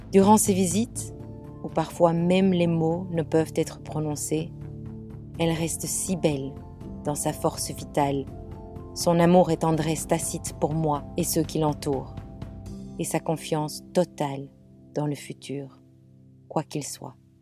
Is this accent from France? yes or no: no; Belgium; moved away as an adult; now in England, United Kingdom; je suis belge. Je vis en Angleterre depuis 25 ans